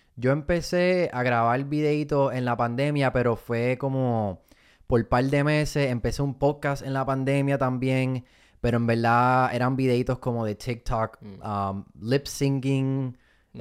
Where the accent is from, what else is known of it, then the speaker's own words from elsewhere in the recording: Fajardo, Puerto Rico; also born or lived in Miami; now in United States; Me montan en un avión y me voy para Fajardo, Puerto Rico